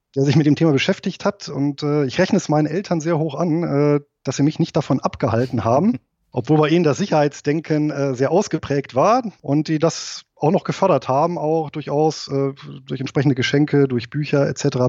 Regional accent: Germany; also born or lived in Southern Lower Saxony; now in Lower Saxony, Germany; bin aber hier geboren und aufgewachsen im Rheinland

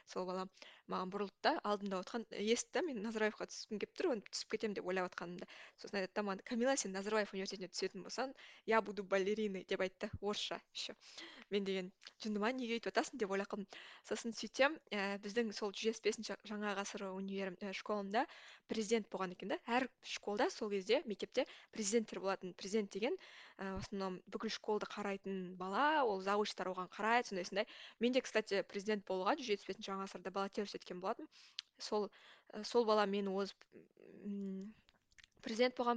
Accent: Koshmambet, Almaty Region, Kazakhstan; accent: southern dialect; moved away as an adult; also born or lived in Budapest, Hungary / Barcelona, Spain; now in Paris, France; жасым жиырма төртте ә, мен қазақстандағы алматы қаласының қошмамбет ауылының тумасымын өзім ауылдың қызымын

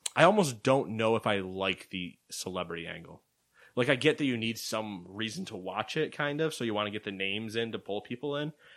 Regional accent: United States; because we're American

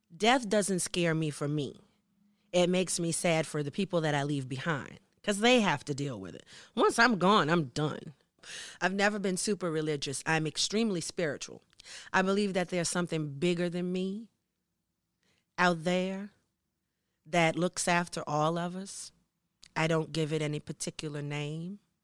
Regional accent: United States; moved away as an adult; now in Norway; as a black person growing up in America

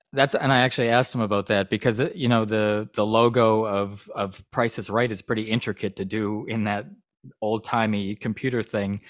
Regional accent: Vancouver, British Columbia, Canada; I'm from Vancouver, Canada

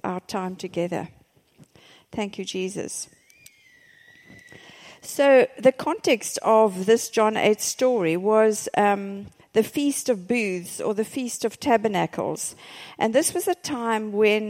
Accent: South Africa; I'm from South Africa.

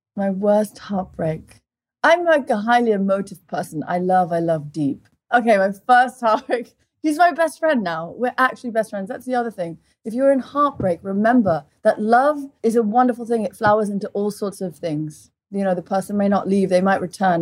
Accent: Portugal; moved away; also born or lived in England; I grew up in Portugal. At one and a half, my mother took us to Portugal, my brother and I. My brother's two and a half, and we lived there for 17 years

